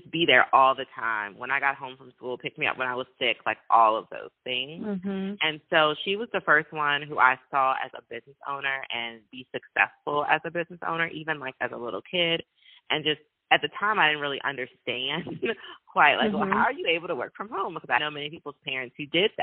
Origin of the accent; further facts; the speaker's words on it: Richmond, Virginia, United States; I am from Richmond, Virginia. I'm still living in Richmond, Virginia.